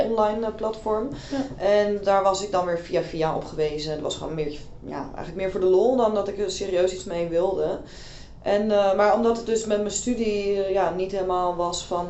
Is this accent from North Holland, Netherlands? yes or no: yes; Amsterdam, North Holland, Netherlands; ik kom uit Amsterdam